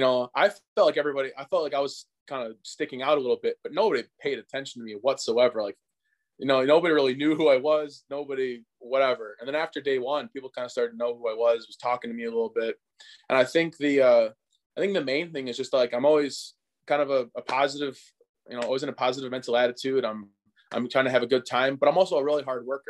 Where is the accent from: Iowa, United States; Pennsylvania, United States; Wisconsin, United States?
Wisconsin, United States; Hartford; my hometown of, of Hartford, Wisconsin.